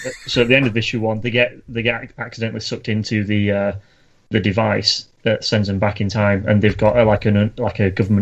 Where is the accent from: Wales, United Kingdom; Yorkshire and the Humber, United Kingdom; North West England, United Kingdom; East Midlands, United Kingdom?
Yorkshire and the Humber, United Kingdom; accent: northern; I'm from Yorkshire. We come out speaking eloquent English like from day one.